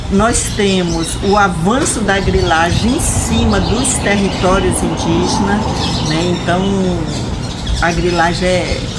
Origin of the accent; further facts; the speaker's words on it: Rondônia, Brazil; Então, eu sou de Rondônia